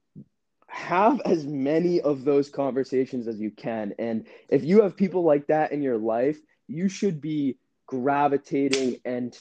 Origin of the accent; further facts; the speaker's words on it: Massachusetts, United States; moved away as an adult; also born or lived in Utah; now in California, United States; I grew up in Massachusetts